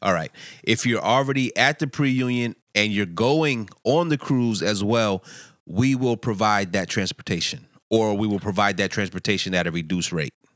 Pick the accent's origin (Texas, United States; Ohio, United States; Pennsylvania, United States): Pennsylvania, United States; Philadelphia; I'm from Philadelphia